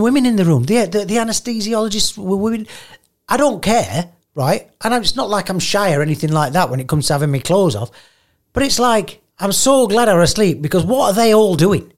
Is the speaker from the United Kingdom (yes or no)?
yes; United Kingdom; I'm so British